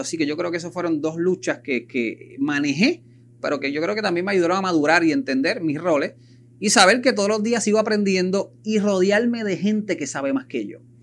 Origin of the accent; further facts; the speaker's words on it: Puerto Rico; como buen puertorriqueño que somos